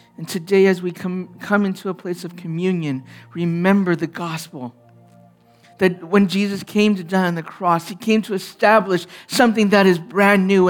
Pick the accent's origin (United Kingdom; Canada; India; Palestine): Canada; as a young man, being Chinese Canadian in an all-white culture